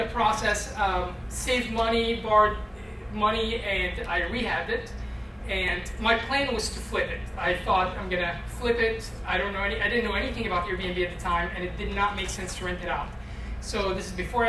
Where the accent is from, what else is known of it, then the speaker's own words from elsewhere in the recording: East Coast, United States; moved away as an adult; also born or lived in Egypt; Grew up in the East Coast